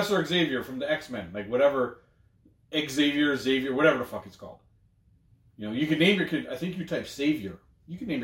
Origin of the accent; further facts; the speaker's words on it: Toronto, Ontario, Canada; also born or lived in Durham, Ontario; I was born and raised in Toronto